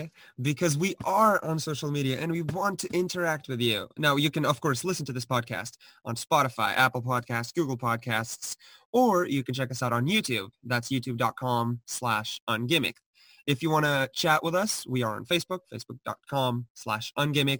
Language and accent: English; Portugal; now in United States; I'm from Portugal